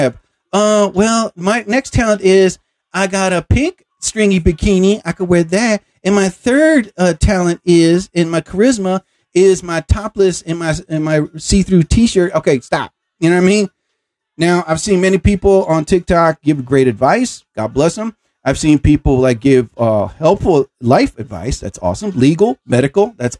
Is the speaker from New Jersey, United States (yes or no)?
yes; New Jersey, United States; I'm from New Jersey